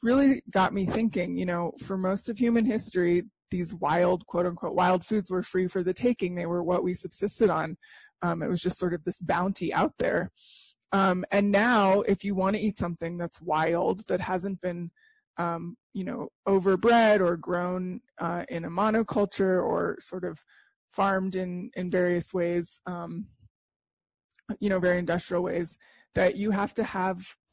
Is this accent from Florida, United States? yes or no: no; Santa Fe, New Mexico, United States; I grew up in Santa Fe, New Mexico